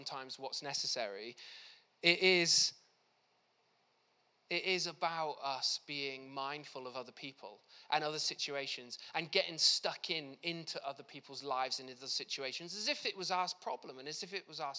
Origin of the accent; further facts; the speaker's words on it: South Wales, United Kingdom; I grew up in South Wales